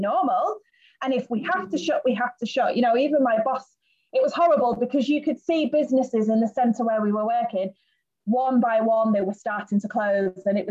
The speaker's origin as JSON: {"language": "English", "country": "United Kingdom", "moved": "as an adult", "lives_now": "Gran Canaria, Spain", "said": "I'm from Britain"}